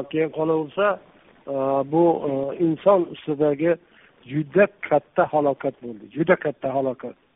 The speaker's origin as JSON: {"language": "Uzbek", "region": "Jizzakh Region", "country": "Uzbekistan", "tie": "born or raised there", "also_born_or_lived": "Mirzachul / Tashkent", "said": "tug'ilgan qishlog'im jizzaxda molguzor degan tog'ni tagida tubida uni hamma jizzaxlik ham bilavermaydi"}